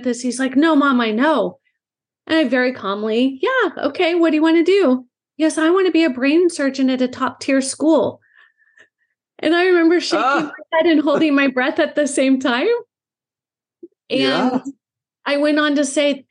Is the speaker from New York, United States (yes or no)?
no; Southern California, United States; I grew up in Southern California. I'm actually five generations from Southern California.